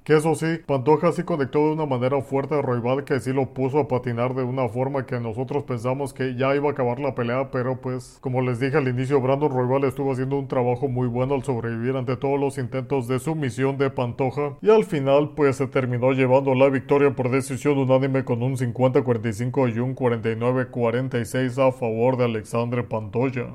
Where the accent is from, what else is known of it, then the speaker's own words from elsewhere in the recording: Mexico; soy mexicano